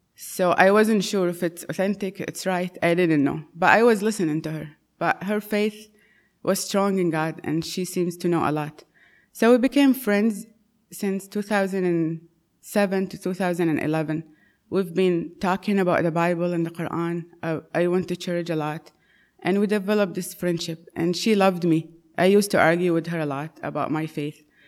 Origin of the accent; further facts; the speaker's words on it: Saudi Arabia; moved away; I was born and raised in Saudi Arabia, in a Muslim home